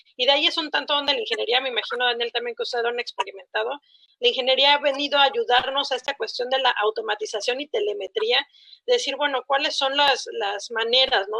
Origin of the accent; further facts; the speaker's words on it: Mexico City, Mexico; now in Tabasco, Mexico; Jamás en mi vida siendo chilanga había visto un árbol de mango